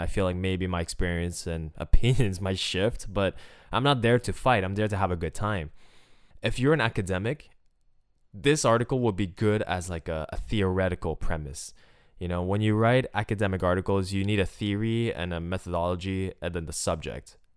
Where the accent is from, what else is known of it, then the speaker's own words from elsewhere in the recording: Montreal, Quebec, Canada; I'm from Montreal. I grew up watching the Canadiens